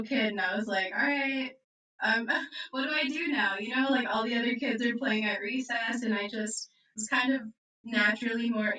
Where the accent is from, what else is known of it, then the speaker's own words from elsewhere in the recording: Jordan, Minnesota, United States; moved away as an adult; now in Tucson, United States; I'm from Jordan, Minnesota originally. I live in Tucson, Arizona now, so I've made a big leap. But I grew up in a really small town